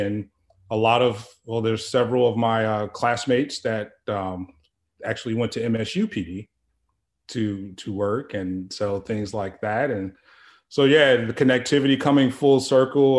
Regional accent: Chicago, Illinois, United States; moved away; I'm originally from Chicago, and it's just a short drive. My family is still in the area.

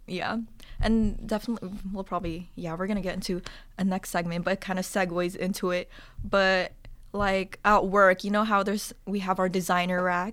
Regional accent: the Bay Area, California, United States; moved away; I'm from the Bay

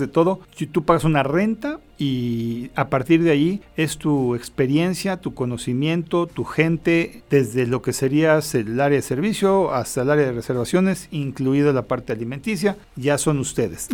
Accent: Mexico; como mexicanos

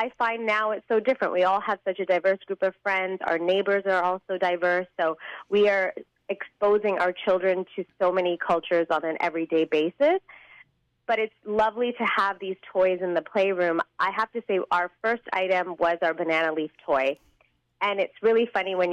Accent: Chennai, Tamil Nadu, India; moved away; My parents are from South India. I was born in Chennai, so I do speak Tamil

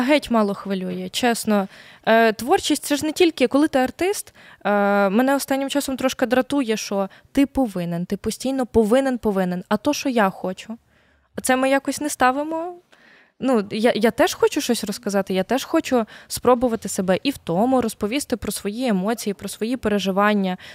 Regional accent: Volyn Oblast, Ukraine; also born or lived in Lviv; now in Kyiv, Ukraine; Я я волинянка е, з польським корінням, трошки з циганським корінням, трошки з львівським корінням.

